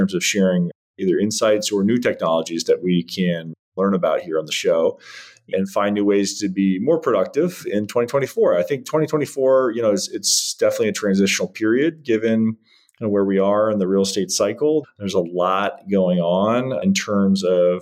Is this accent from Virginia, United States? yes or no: yes; Northern Virginia, United States; I grew up in Northern Virginia